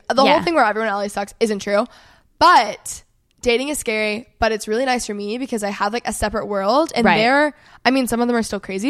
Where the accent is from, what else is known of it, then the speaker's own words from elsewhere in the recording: Texas, United States; now in Israel; I'm from Texas and I love Texas.